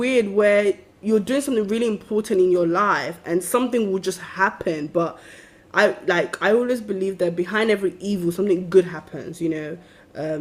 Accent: United Kingdom; a lot of us who grew up in Britain

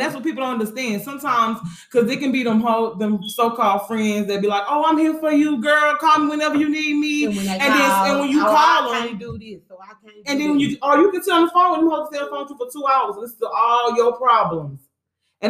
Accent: Lake Charles, Louisiana, United States; I'm from Lake Charles

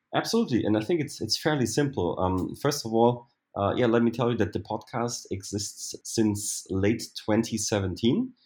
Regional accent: Germany; also born or lived in Berlin; I'm from Germany, and I live in Berlin

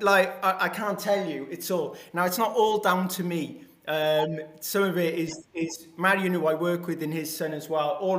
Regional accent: Wales, United Kingdom; me being a Welsh boy

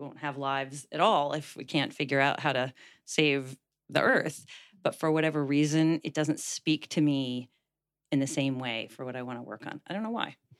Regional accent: Washington, District of Columbia, United States; moved away as an adult; now in San Francisco, United States; Washington, D C, which is my hometown

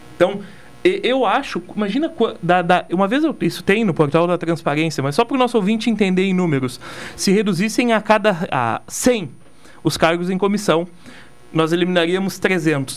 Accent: Simões Lopes, Rio Grande do Sul, Brazil; eu venho do Simões Lopes.

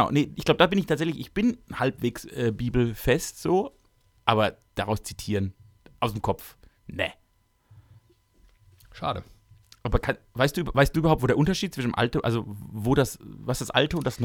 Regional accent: Baden-Württemberg, Germany; Ich komme also, aus Baden-Württemberg.

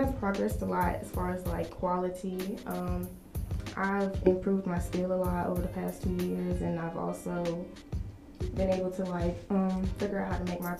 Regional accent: Carrollton, United States; So growing up in Carrollton, it's a majority white town, and I won't lie, as an African American there, you can kind of feel like an outcast

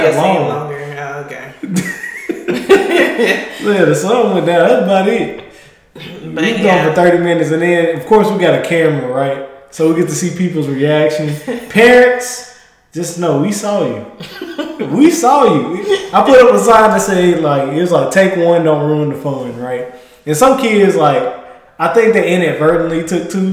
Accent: Mississippi, United States; now in Texas, United States; I came from Mississippi

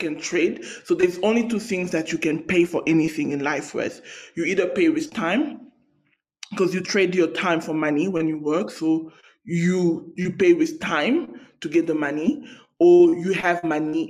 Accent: South Africa; I come from South Africa

